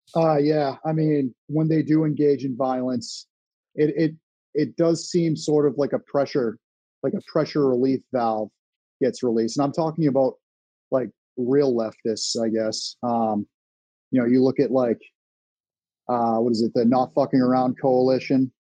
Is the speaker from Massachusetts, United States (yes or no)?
yes; Massachusetts, United States; I'm from Massachusetts